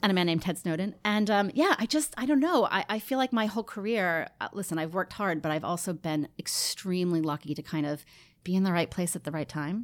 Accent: Rockland County, New York, United States; also born or lived in Queens, New York; I was born in Queens uh, and then grew up in Rockland County, just north of the city

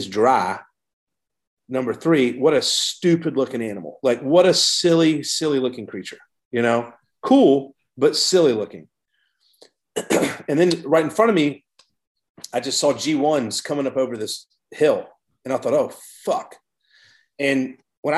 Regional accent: Savannah, Georgia, United States; moved away as an adult; also born or lived in New York City / Mill Creek, Washington; I grew up in Savannah, Georgia

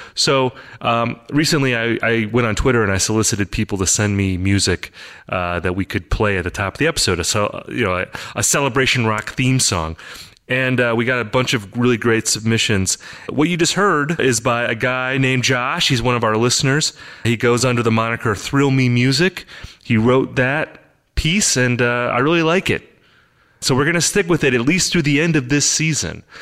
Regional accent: United States; I grew up in America. I'm an American, of course.

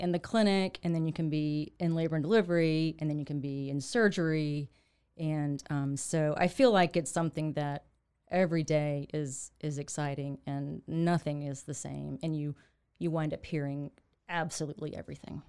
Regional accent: Waco, Texas, United States; also born or lived in Fort Worth / New York; a Waco native

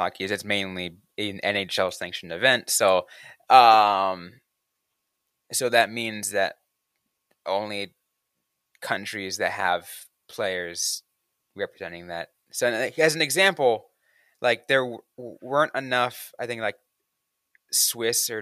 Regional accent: San Jose, California, United States; my hometown team, San Jose

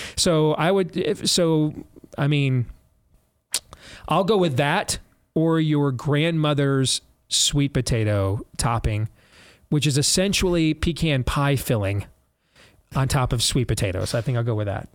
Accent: United States; I'm an American

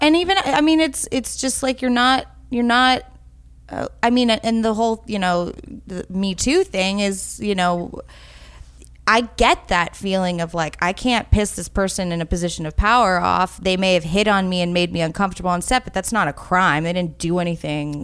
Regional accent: New York City, New York, United States; I grew up in New York City

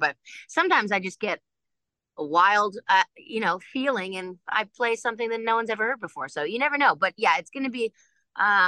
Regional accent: Ohio, United States; moved away; also born or lived in Los Angeles, California / New York; I grew up in Ohio until we moved to New York

